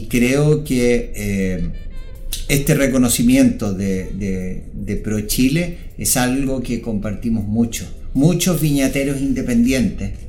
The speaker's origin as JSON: {"language": "Spanish", "country": "Chile", "said": "lo que nos une es que somos chilenos, que tenemos ese espíritu y que vamos a salir adelante como país."}